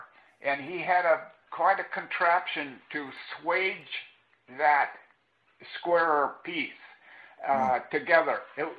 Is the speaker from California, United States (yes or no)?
no; Corpus Christi, Texas, United States; born there; And I was born in Corpus Christi.